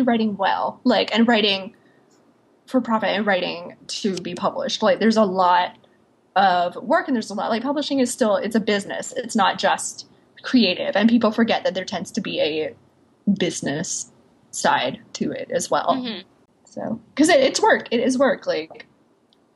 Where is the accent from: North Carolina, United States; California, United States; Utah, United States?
North Carolina, United States